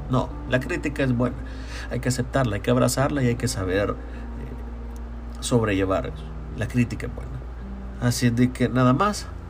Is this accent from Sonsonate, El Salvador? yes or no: no; San Salvador, El Salvador; yo soy de San Salvador